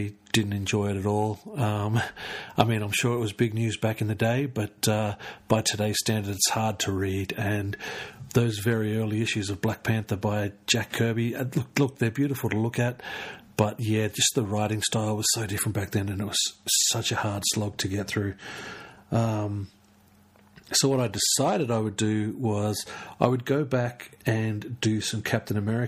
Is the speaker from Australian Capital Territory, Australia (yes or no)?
yes; Canberra, Australian Capital Territory, Australia; I'm from Canberra